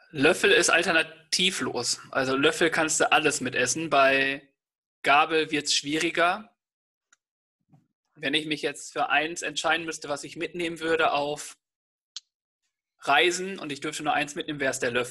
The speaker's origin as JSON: {"language": "German", "town": "Detmold", "region": "North Rhine-Westphalia", "country": "Germany", "said": "da wo ich herkomme, gibt es einen sehr, sehr guten Italiener"}